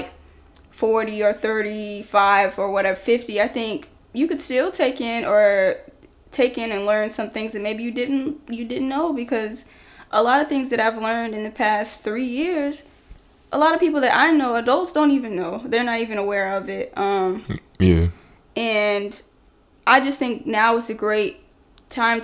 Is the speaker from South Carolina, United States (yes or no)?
yes; South Carolina, United States; I'm from South Carolina.